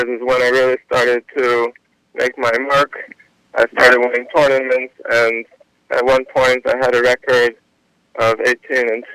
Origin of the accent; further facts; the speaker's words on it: New York City, New York, United States; I grew up in New York, Queens